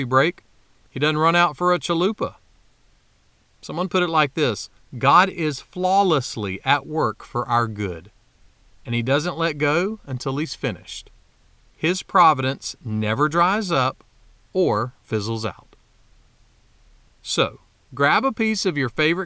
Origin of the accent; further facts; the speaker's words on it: South Carolina, United States; my home state of South Carolina